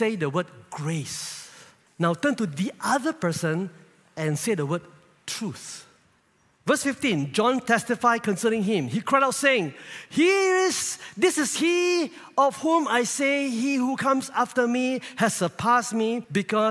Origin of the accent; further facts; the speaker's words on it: Kluang, Johor, Malaysia; I'm based in Kluang, my hometown